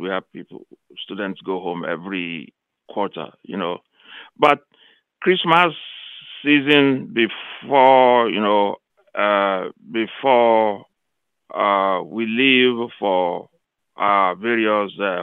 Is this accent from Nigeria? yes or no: yes; Nigeria; now in Missouri, United States; from Nigeria, now based in Missouri State University, where I work. I grew up in Nigeria